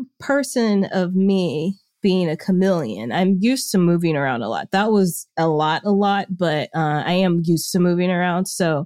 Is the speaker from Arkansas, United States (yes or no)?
yes; Little Rock, Arkansas, United States; born there; also born or lived in Memphis, United States / Jackson, United States / Germantown, United States / Humble, United States; I grew up everywhere. So I was born in Little Rock, Arkansas. And then I've lived in Memphis, Tennessee, Jackson, Mississippi, then moved back to Tennessee to Germantown